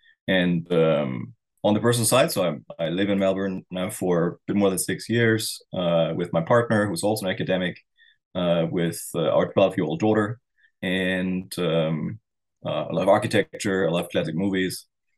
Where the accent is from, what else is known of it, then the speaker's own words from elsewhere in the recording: East Germany, Germany; born there; English is a second language; I was born in East Germany before the wall came down.